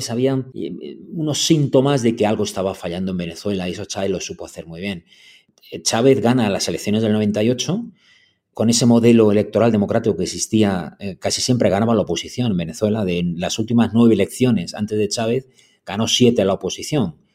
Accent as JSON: {"language": "Spanish", "country": "Spain", "said": "como español, como europeo"}